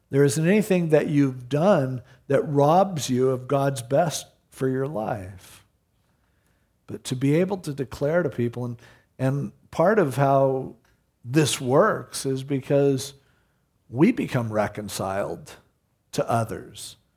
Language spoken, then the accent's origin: English; Stanton, United States; Because I compare it to growing up in Stanton, you know.